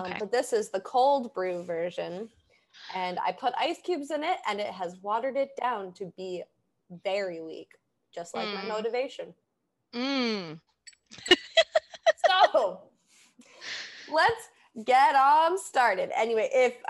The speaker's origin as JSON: {"language": "English", "area": "Boston", "region": "Massachusetts", "country": "United States", "accent": "Boston-y Massachusetts", "said": "narrow my accent down to. Like, what could they specifically narrow it down to, like, Boston-y Massachusetts"}